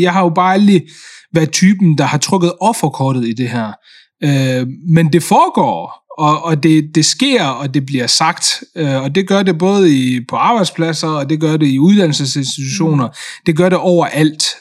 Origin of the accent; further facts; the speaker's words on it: Denmark; Jeg kom jo hertil som, som tre-fireårig, øh, og har jo både gået i børnehave her i Danmark og, og er vokset op, øh, i, øh, i, i det system